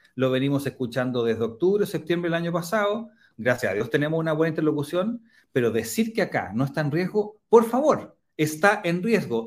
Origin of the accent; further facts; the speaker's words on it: Chile; Somos los únicos latinoamericanos